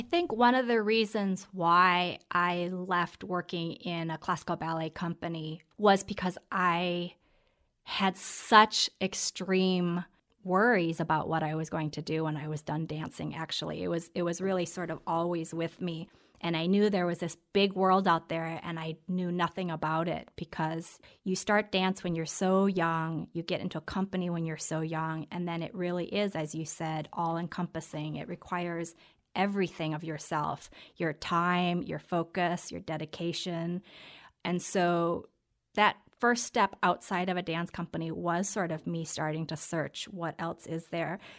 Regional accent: Minnesota, United States; also born or lived in Korea; now in Hudson Valley, United States; I grew up in Minnesota

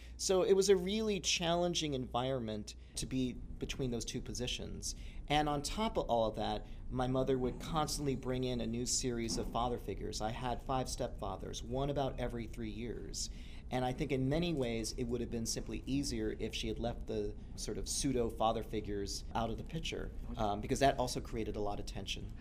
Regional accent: Los Angeles, California, United States; growing up in Los Angeles, literally the town

